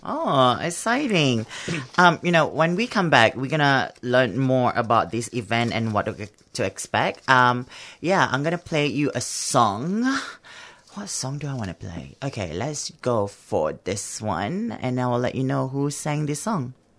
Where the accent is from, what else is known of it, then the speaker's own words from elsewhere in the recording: Singapore; now in Australia; I'm from Singapore